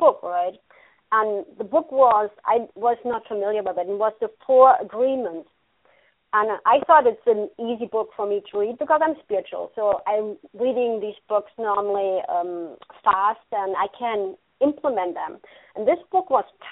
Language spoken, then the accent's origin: English; Germany; moved away as an adult; now in United States; I grew up in Germany